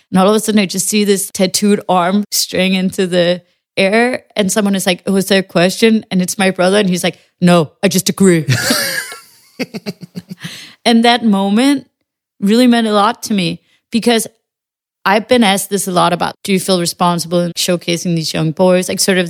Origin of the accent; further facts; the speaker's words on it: Western Jutland, Denmark; I know that the family doesn't, we're from Western Jutland, you know, you don't stand on mountains and scream your feelings